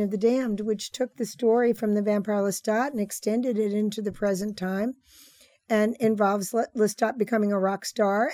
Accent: New Orleans, Louisiana, United States; moved away; also born or lived in California; my return to my hometown that I wrote The Witching Hour, and all of my love for New Orleans coming home after thirty years in California

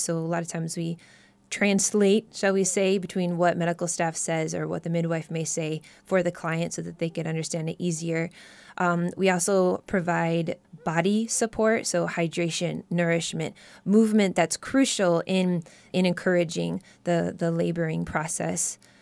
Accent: Midwest, United States; moved away; I was born and raised in the Midwest

